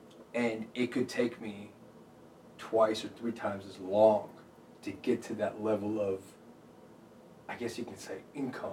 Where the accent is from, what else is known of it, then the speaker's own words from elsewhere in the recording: Dacula, Georgia, United States; also born or lived in Connecticut / New Jersey / India; I moved to Georgia, and then I went to Decula. It was in Gwinnett County. Grew up there all the way through high school, from elementary, middle, high school